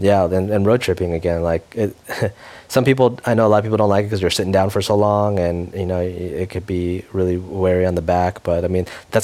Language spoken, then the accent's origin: English; United States; I grew up in America